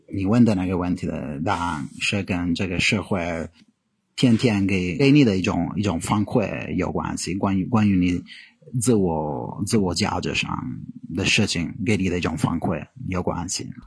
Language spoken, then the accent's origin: Chinese; Italy; Chinese is a second language; moved away as an adult; now in China; 我来自意大利，我在中国待了大概五年